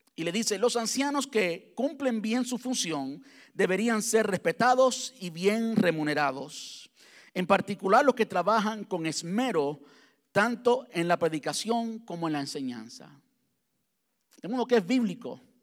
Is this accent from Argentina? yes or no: no; Cuba; now in United States; antes de salir de Cuba, soy cubano